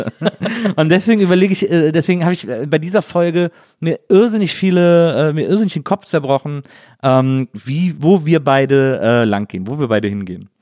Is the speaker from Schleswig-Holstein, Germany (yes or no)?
no; near Brühl, North Rhine-Westphalia, Germany; born or raised there